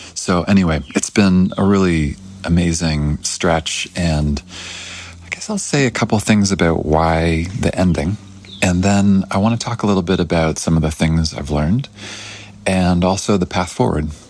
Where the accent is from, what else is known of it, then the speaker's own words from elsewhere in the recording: Canada; I'm from Canada originally.